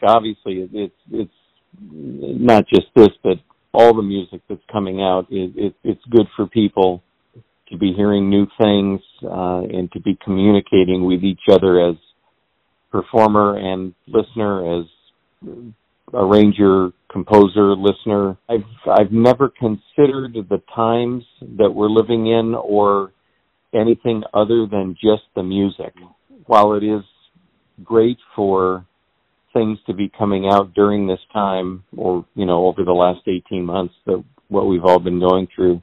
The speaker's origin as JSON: {"language": "English", "town": "Redlands", "region": "California", "country": "United States", "tie": "born or raised there", "said": "I grew up in Redlands, California"}